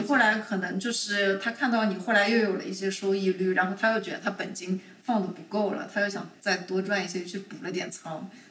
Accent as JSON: {"language": "Chinese", "region": "Shanghai", "country": "China", "tie": "born or raised there", "moved": "as an adult", "lives_now": "Chicago, United States", "said": "我是出生在上海的，然嗯。后我一直到这个大学毕业到工作头两年都是在上海的"}